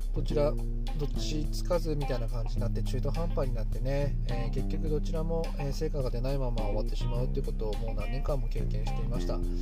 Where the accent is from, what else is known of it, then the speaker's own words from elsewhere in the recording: Hokkaido, Japan; moved away as an adult; also born or lived in Tokyo; 私は北海道の田舎者で、えー、東京でパワハラをされまして廃人になりました、えうつ病を発症しまして、えー、ふるさとの北海道に U ターンしました